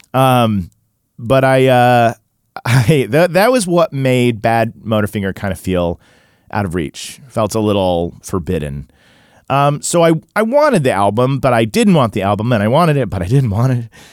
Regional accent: Tulsa, Oklahoma, United States; somebody like me who grew up in in Tulsa

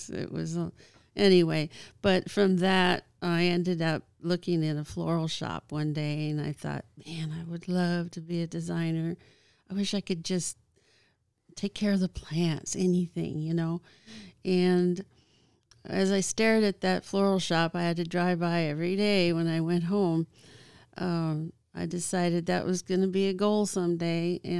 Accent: Vancouver, British Columbia, Canada; I um, started out in Canada. Um, I was born in Vancouver, Canada.

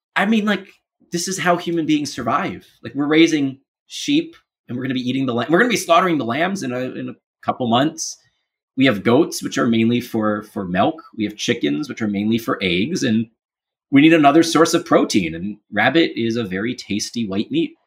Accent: Baltimore, Maryland, United States; moved away; also born or lived in Capitol Hill, Washington, D.C.; I grew up in Baltimore

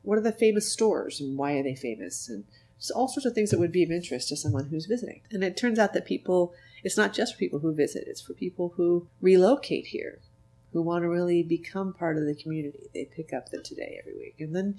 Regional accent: Payson, Arizona, United States; moved away as an adult; also born or lived in Tucson, Arizona; now in Lincoln City, United States; I'm originally from Arizona. I was born in Tucson and raised in a small town called Payson. My husband and I moved here in 1996.

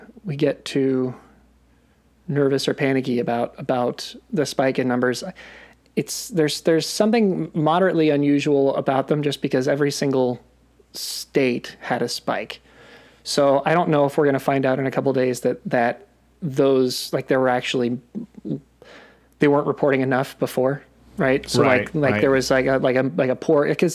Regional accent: Australia; being Australian in my home

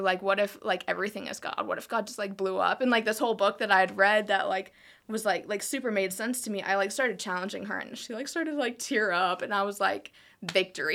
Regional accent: South Dakota, United States; moved away as an adult; also born or lived in South Carolina / Colorado; I was born in South Carolina, but only lived there, like, three months, and then I moved to South Dakota. So, um, most of my life, like, was in South Dakota. So, I was there eighteen years

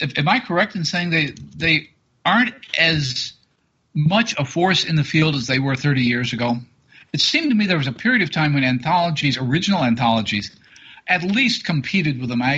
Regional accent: United States; as an American

